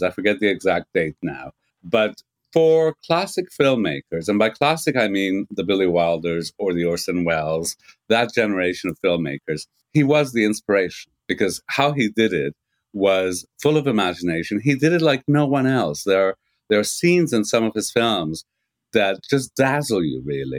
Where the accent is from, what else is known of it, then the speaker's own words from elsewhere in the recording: Canada; moved away as an adult; also born or lived in Montreal, Canada; now in England, United Kingdom; I'm a Canadian